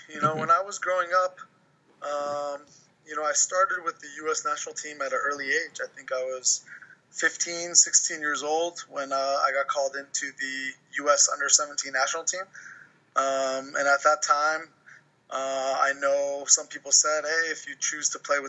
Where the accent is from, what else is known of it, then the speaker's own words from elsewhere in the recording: New Jersey, United States; moved away as an adult; also born or lived in Virginia; I grew up in New Jersey. I went to high school in New Jersey.